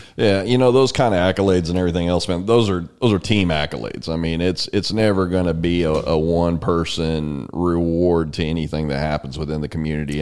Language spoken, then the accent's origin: English; San Antonio, Texas, United States; I grew up in San Antonio.